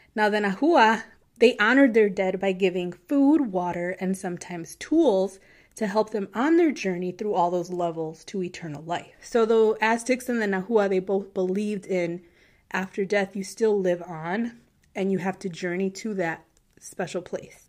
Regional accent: United States; I'm American, so I grew up here. I've known nothing else

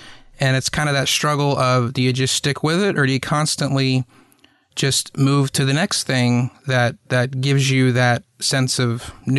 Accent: East Coast, United States; moved away; also born or lived in Los Angeles / the Southeast; I grew up on the East Coast

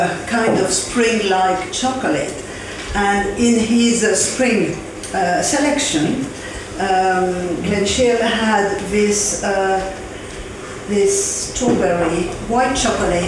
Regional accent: France; I'm French

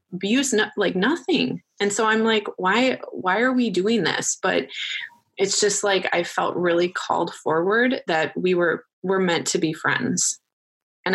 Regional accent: Wisconsin, United States; moved away as an adult; also born or lived in Minnesota; I moved back home to Wisconsin from Minnesota

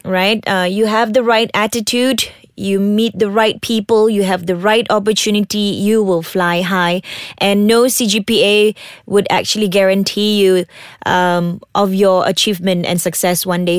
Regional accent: Sabah, Malaysia; I'm from Sabah.

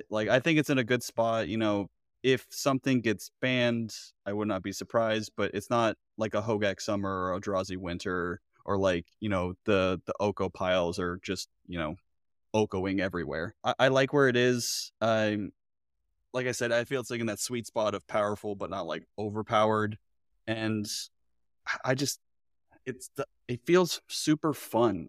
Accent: Florida, United States; I'm from Florida, I went to art school

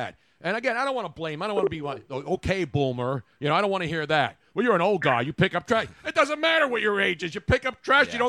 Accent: Philadelphia, Pennsylvania, United States; I was a lifelong Democrat growing up in Philly

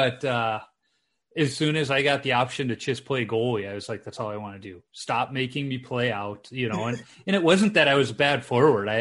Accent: Chicago, Illinois, United States; I grew up in Chicago during the Jordan era

